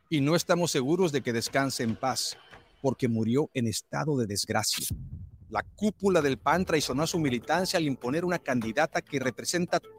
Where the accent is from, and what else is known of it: Mexico